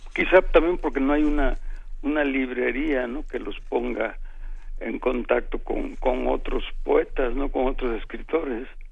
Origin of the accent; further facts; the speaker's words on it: San Andrés Tuxtla, Veracruz, Mexico; now in Mexico City, Mexico; Había algo automático en que dejaba yo el tono de acá de, de la Ciudad de México para hablar como los pueblerinos de, de San Andrés